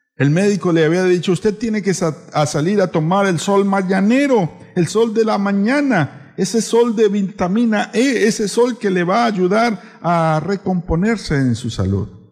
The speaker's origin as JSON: {"language": "Spanish", "country": "Colombia", "moved": "yes", "lives_now": "San Cristóbal, Ecuador", "said": "Yo soy colombiano"}